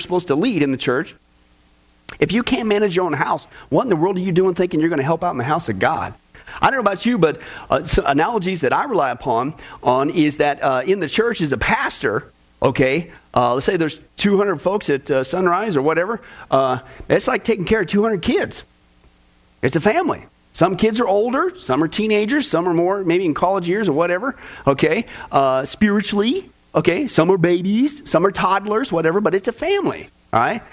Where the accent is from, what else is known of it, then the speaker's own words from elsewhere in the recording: Kansas, United States; growing up in Kansas